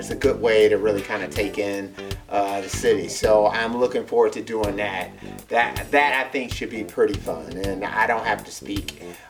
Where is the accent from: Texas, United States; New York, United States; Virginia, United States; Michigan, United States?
Michigan, United States; Detroit; we're from Detroit, so we're from an urban area